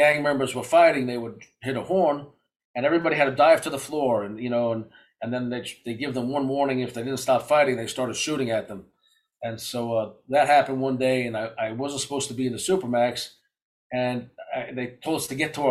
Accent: New York City, New York, United States; I grew up in Brooklyn, New York

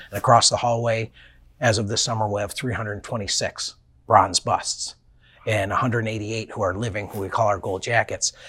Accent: Buffalo, New York, United States; growing up in Buffalo, a smaller market where you lived and breathed by it

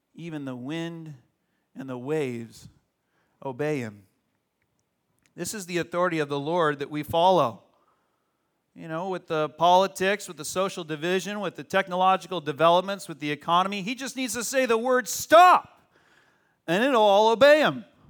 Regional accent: Arizona, United States; now in California, United States; When I grew up in Arizona, a little perfect suburb, nice suburb in Arizona

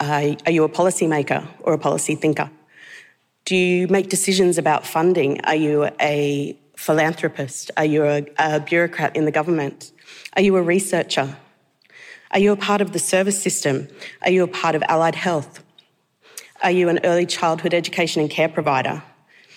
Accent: New South Wales, Australia; also born or lived in Bundjalung country, eastern New South Wales; now in Victoria, Australia; I was born on Bundjalung country in eastern New South Wales, and I grew up mostly on the Kamilaroi track, and I now live and work on the traditional lands of the Kulin Nations

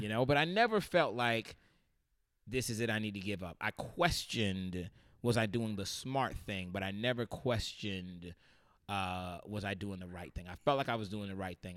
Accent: St. Petersburg, Florida, United States; moved away; growing up in Saint Pete, Florida

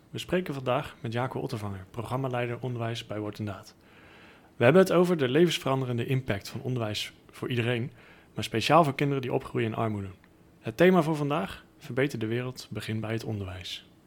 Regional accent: Netherlands; Nou, en als Nederlander, als ik op reis ben, dan ontmoet je wel eens iemand uit een ander land

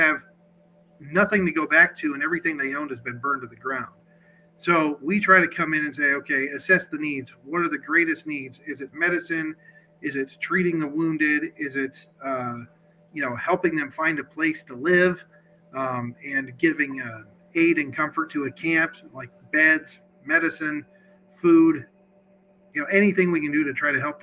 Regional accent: Sioux City, Iowa, United States; I am from Sioux City, Iowa, born and raised in Iowa.

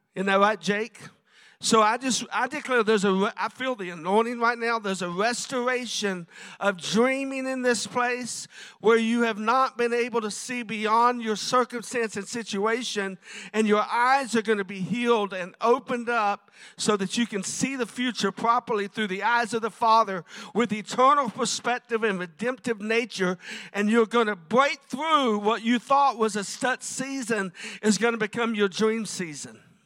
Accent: South Florida, United States; I grew up in South Florida

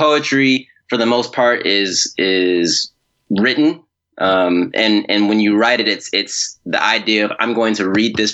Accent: Milwaukee, Wisconsin, United States; I grew up in Milwaukee, Wisconsin

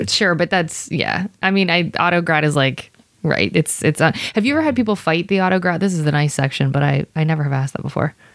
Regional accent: Ohio, United States; I'm from Ohio.

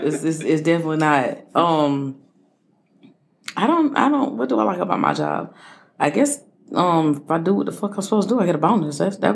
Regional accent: Nicholtown, South Carolina, United States; I'm from Nickel Town.

